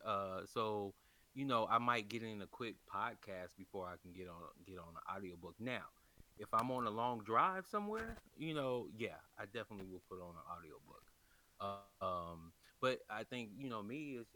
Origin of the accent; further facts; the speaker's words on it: Chicago, Illinois, United States; born there; also born or lived in California / Kentucky; I was born in Chicago and um, and I, uh, you know uh, you know I was born on the South Side